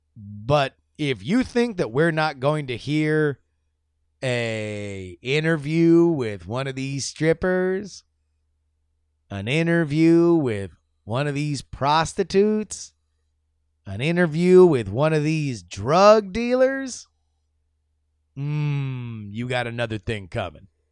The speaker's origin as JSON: {"language": "English", "region": "Florida", "country": "United States", "tie": "born or raised there", "said": "my home state of Florida"}